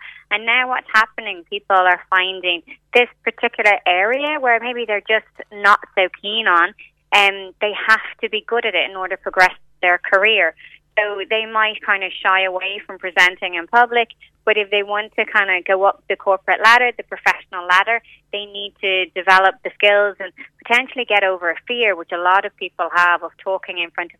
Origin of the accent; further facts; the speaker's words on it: Dublin, Leinster, Ireland; So, for example, I'm from Dublin. I can speak quite quickly, like most of us can.